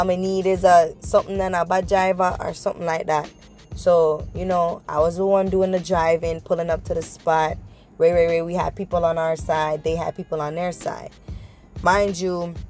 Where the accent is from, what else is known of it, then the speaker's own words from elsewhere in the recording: Jamaica; moved away; we're all Jamaican